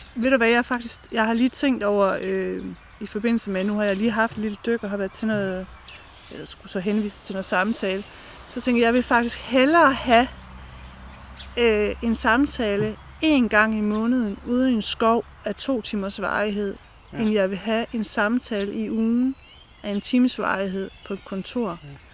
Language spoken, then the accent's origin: Danish; Brejning, Southern Denmark, Denmark; now in Østed, Denmark; jeg er opvokset ved Brejning Strand